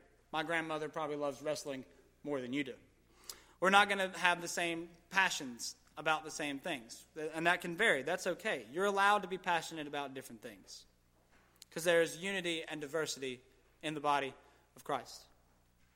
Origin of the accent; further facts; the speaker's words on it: Gastonia, North Carolina, United States; I was raised in Gastonia